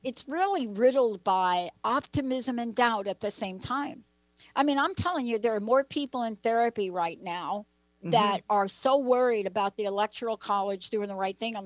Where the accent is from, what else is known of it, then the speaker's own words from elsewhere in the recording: East Coast, United States; moved away; Linda and I both grew up on the East Coast